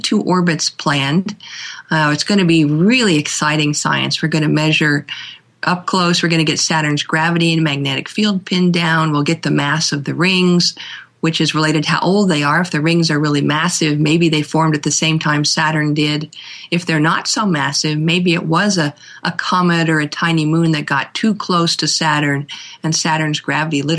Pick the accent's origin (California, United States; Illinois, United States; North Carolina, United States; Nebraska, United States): California, United States; also born or lived in Minneapolis, Minnesota / Memphis, Tennessee; I spent most of my life since I was about 8 years old in California. So in that sense, I think I really consider myself a California girl